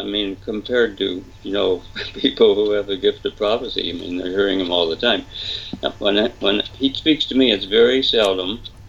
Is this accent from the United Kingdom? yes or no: yes; England, United Kingdom; Father, I'm English, you know, and the English are kind of stiff upper lip, you know, we can do it, you know.